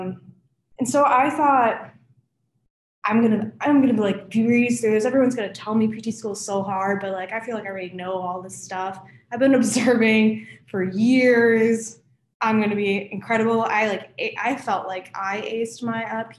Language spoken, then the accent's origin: English; Chicago, Illinois, United States; moved away as an adult; now in Cincinnati, United States; So I actually live in the city of Chicago, and I've lived only in Illinois my whole life.